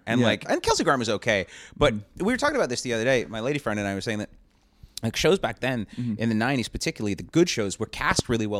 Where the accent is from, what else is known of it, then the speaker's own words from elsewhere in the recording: Canada; moved away as an adult; now in Los Angeles, United States; as a Canadian, I'm getting annoyed.